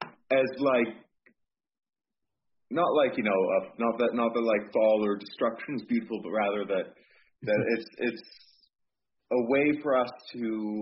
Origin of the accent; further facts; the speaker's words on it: United States; being an American